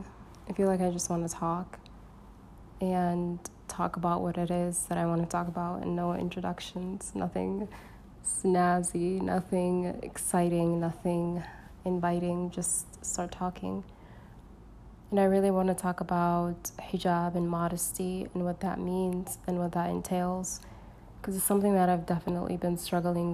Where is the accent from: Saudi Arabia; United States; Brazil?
Saudi Arabia; I was born in Saudia